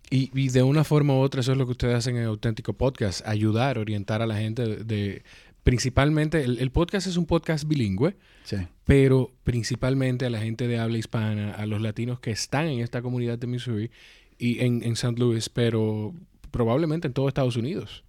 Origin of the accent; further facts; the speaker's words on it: Dominican Republic; yo soy dominicano